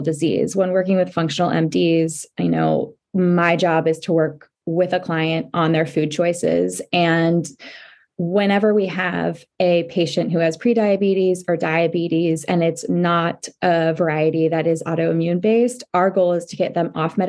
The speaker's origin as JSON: {"language": "English", "area": "Orange County", "region": "California", "country": "United States", "tie": "born or raised there", "said": "I grew up in Orange County."}